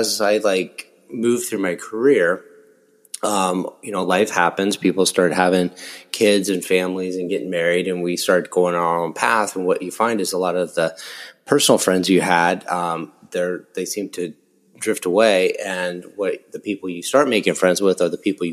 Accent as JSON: {"language": "English", "region": "Nebraska", "country": "United States", "tie": "born or raised there", "moved": "as an adult", "lives_now": "Corona, United States", "said": "I grew up in Nebraska"}